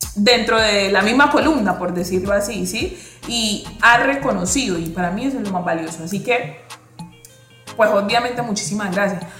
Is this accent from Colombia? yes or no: yes; Buenaventura, Valle del Cauca, Colombia; soy una mujer, nací y criada en Buenaventura